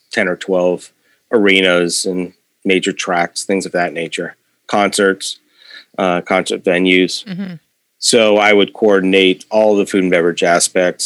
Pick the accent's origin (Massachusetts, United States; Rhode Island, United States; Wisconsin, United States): Massachusetts, United States; Belchertown; I'm a native from Belchertown. So grew up here